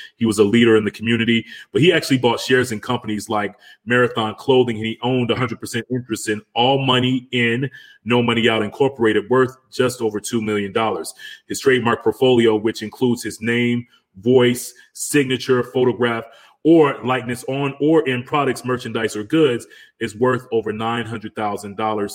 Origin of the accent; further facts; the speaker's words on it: Atlanta, Georgia, United States; I'm from Atlanta.